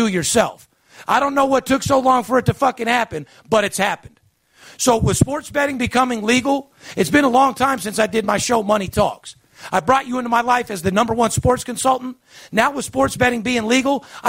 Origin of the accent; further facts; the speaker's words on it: Las Vegas, Nevada, United States; I'm born and raised in Las Vegas, third generation